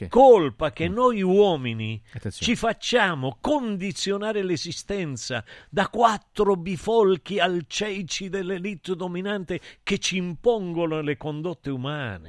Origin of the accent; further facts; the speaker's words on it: Rosario, Santa Fe, Argentina; Io sono del Rosario